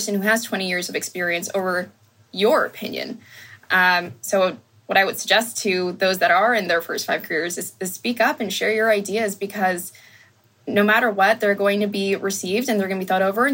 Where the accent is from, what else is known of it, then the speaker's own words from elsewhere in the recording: Sacramento, California, United States; My siblings and I were the only Hispanics at our school growing up in the Sacramento region